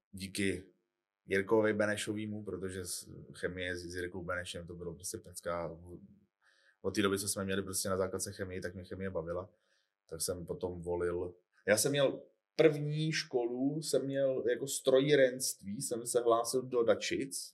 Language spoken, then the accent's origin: Czech; Czechia; jako Češi